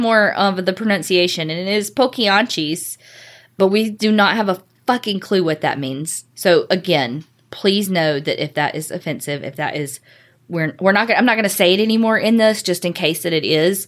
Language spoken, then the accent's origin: English; the South, United States; accent: southern; also born or lived in Houston; how i say stuff in Spanish with my southern accent